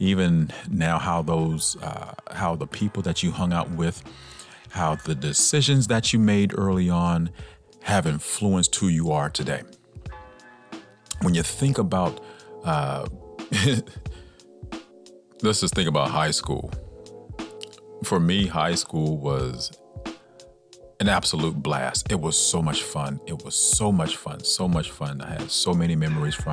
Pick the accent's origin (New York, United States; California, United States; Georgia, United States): Georgia, United States; Atlanta; I'm from Atlanta, Georgia